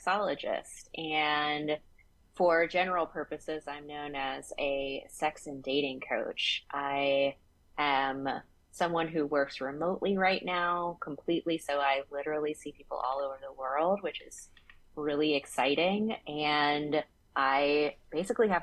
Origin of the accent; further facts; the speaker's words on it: the South, United States; I grew up in the South